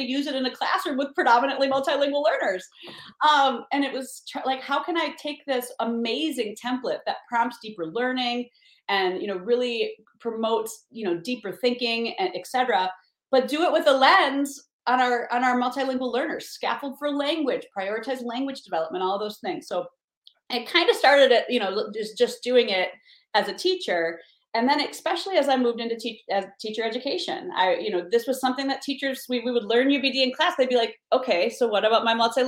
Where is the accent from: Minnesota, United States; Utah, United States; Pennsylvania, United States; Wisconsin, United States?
Wisconsin, United States; Beloit; moved away; Beloit, Wisconsin, my hometown